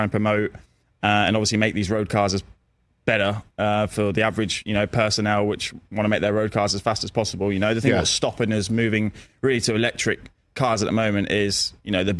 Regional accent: London, United Kingdom; my hometown in London

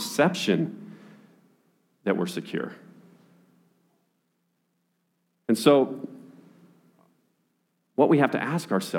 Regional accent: Utah, United States; I was born and raised in Utah

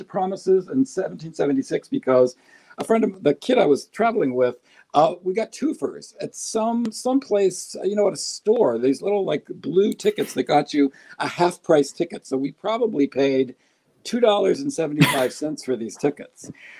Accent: Pittsburgh, Pennsylvania, United States; now in upstate New York, United States; I was from Pittsburgh. I'm from Pittsburgh.

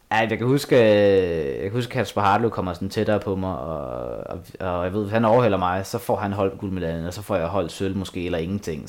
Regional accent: Asnæs, Zealand, Denmark; moved away; Asnes, min hjemby

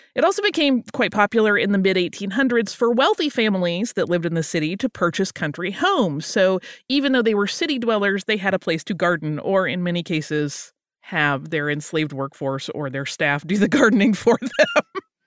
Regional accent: Florida Gulf Coast, United States; moved away; I grew up on the Florida Gulf Coast when I was little

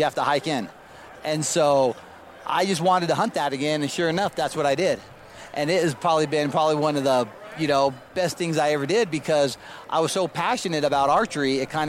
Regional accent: Utah, United States; Growing up, I'm born and raised here in Utah.

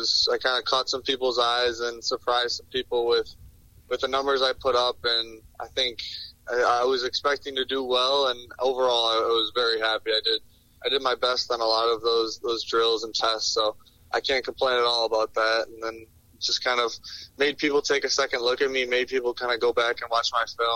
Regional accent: Detroit, Michigan, United States; Obviously growing up in Detroit, you kind of watch the Lions the most.

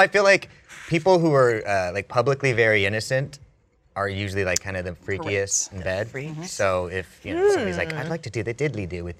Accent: California, United States; I'm from the Valley.

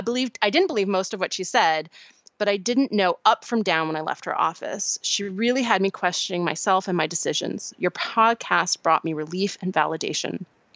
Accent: St. Louis, Missouri, United States; Although my hometown of St. Louis was mostly following the science at the beginning, now that our local cases have fallen, half the population has gone back to life as normal.

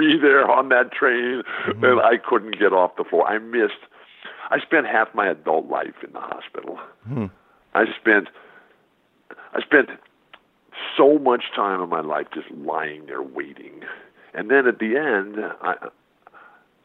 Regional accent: San Diego, California, United States; I'll be in San Diego, my hometown where I still live

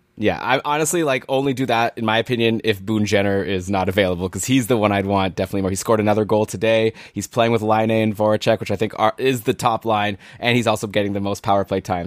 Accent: Toronto, Ontario, Canada; Toronto now, my hometown

